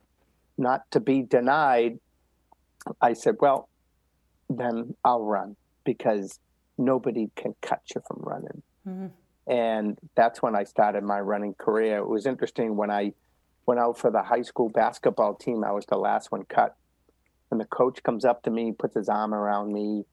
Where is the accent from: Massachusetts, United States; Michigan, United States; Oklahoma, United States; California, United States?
Massachusetts, United States; Medford; I grew up right outside of Boston in Medford, Mass